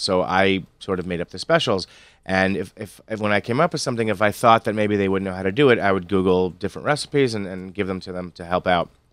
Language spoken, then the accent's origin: English; Stamford, Connecticut, United States; moved away as an adult; also born or lived in Chicago; I grew up in Stamford